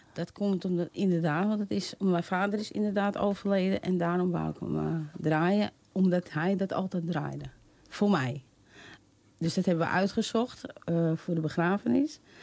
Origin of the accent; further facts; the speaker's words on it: Amsterdam, North Holland, Netherlands; Ik ben een echte Amsterdamse